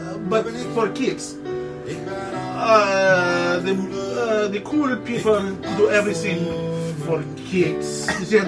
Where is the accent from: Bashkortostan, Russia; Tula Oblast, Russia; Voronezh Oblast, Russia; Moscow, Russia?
Voronezh Oblast, Russia; Voronezh; moved away; That's what we used to say in Voronezh